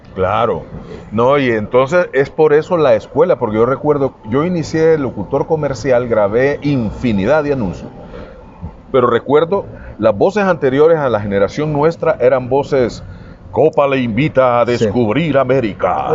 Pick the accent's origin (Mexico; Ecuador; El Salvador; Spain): El Salvador; tenemos los salvadoreños